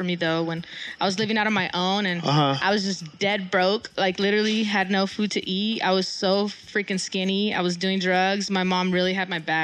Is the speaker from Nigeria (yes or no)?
no; Mexico; moved away; I'm from Mexico as well